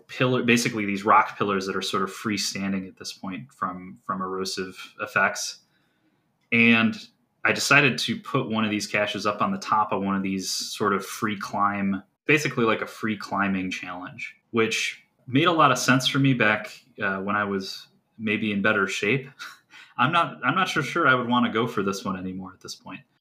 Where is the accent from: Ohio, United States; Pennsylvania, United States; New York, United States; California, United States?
Ohio, United States; Geauga County; where I grew up in Geauga County, Ohio